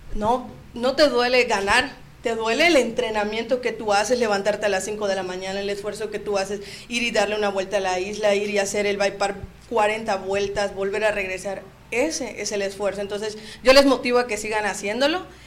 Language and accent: Spanish; Cozumel, Quintana Roo, Mexico; somos de Cozumel